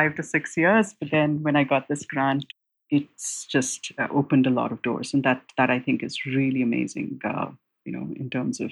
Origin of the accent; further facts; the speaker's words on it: India; growing up in India at that time